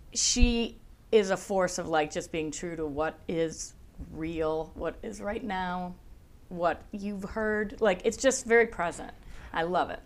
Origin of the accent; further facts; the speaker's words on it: Buffalo, New York, United States; accent: Buffalo; moved away as an adult; also born or lived in Chicago; now in Los Angeles, United States; Buffalo, where I'm from, has a hard enough a accent